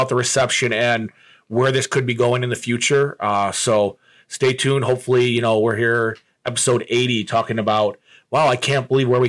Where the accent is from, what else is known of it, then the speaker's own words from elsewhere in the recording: Buffalo, New York, United States; well, I'm from Buffalo.